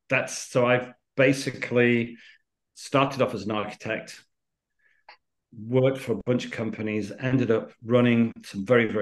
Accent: United Kingdom; accent: British; moved away as an adult; also born or lived in Miami; My father was Spanish, my mother's Greek, but by the accent, so we're British.

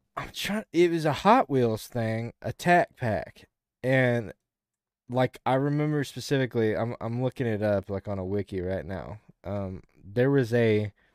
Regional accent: the South, United States; as a Southerner

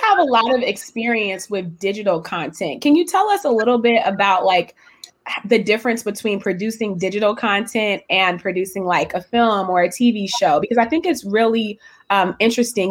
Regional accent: West Coast, United States; I'm from the West Coast

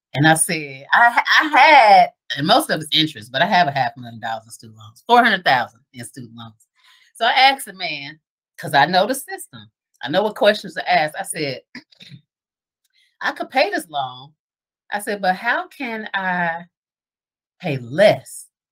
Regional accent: Dayton, Ohio, United States; moved away; now that I'm back here in Dayton full time, I never would have thought I would be back in my hometown

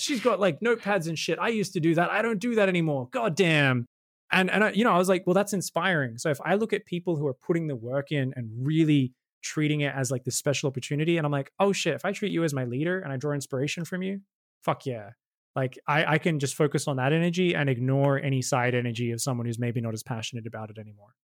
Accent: Australia; being Australian

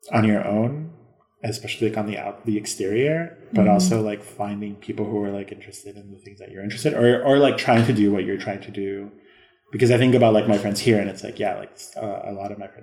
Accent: Chicago, Illinois, United States; I'm being from Chicago

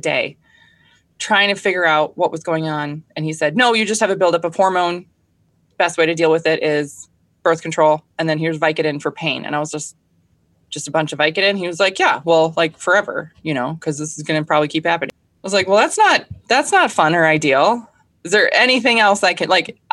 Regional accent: Minnesota, United States; I'm from Minnesota. I grew up here. I was actually raised on a small goat farm

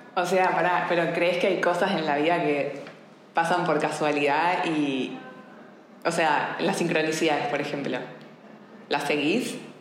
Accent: Argentina; also born or lived in Buenos Aires; now in Barcelona, Spain; siendo argentina y habiéndome formado de coaching en Buenos Aires

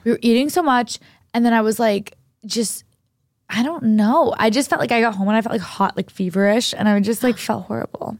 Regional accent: New Hampshire, United States; moved away; I went to high school in New Hampshire

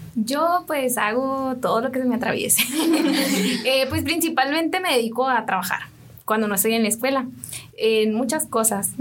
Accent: Bainorillo, Huatabampo, Sonora, Mexico; moved away; Yo soy de una comunidad perteneciente a la etnia Mayo. Soy de Bainorillo, Chojoa, Sonora

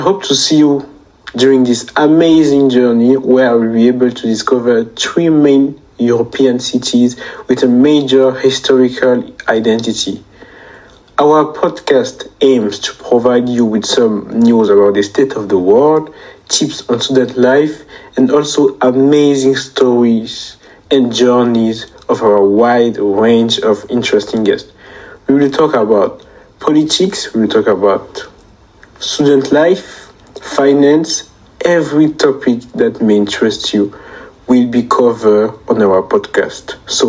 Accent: Cameroon; I am from Cameroon.

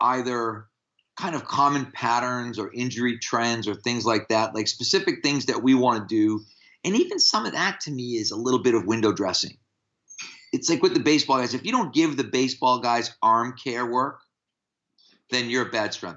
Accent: United States; as American strength coaches

